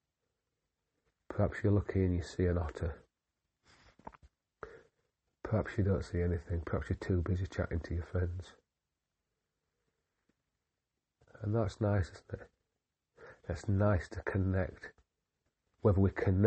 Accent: Yorkshire and the Humber, United Kingdom; I am just a Yorkshireman

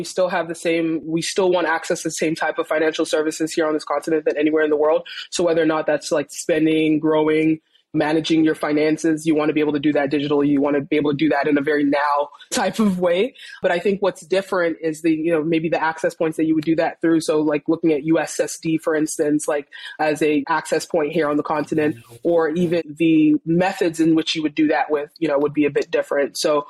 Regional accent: Saudi Arabia; also born or lived in Nigeria; now in United States; I was born here, but I grew up, I spent most of my formative years, I spent it in Saudi Arabia, and then I moved to the States later

